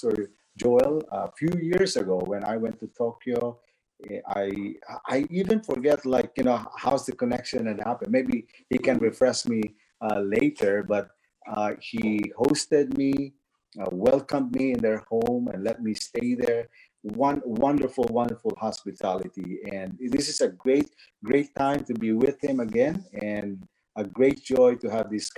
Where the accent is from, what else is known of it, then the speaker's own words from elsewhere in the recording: Philippines; moved away as an adult; also born or lived in California; now in North Carolina, United States; I was born in the Philippines. I grew up there